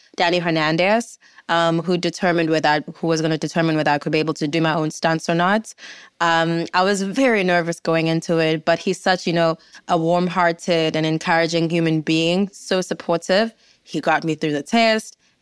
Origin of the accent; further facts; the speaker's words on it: South Africa; as a South African